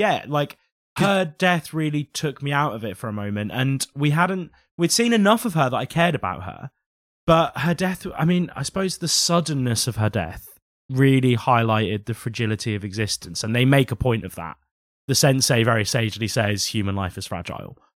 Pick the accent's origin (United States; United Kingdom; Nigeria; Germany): United Kingdom; England; I think we forget as English people